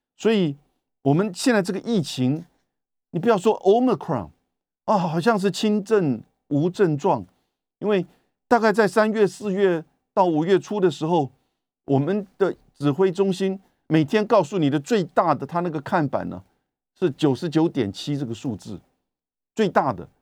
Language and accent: Chinese; Taiwan; 我们台湾人自己看的其实都蛮痛心的